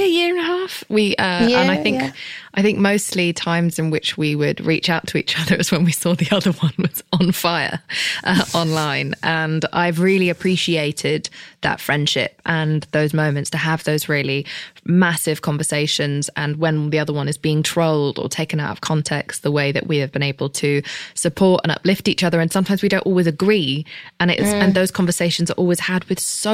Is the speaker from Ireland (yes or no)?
no; United Kingdom; I'm British